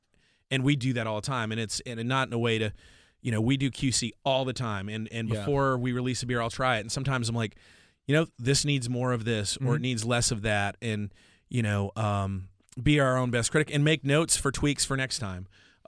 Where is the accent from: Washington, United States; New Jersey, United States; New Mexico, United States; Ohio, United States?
Washington, United States; Oh, they don't have, you know, I'm from Washington State.